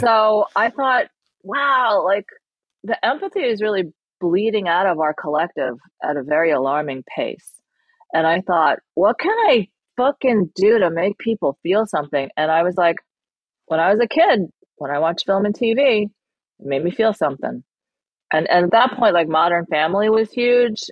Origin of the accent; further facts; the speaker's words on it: New York, United States; English is a second language; landed in New York and had me and my brother.